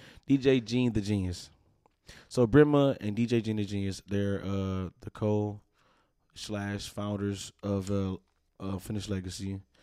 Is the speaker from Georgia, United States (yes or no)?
no; Milwaukee, Wisconsin, United States; we born and raised here.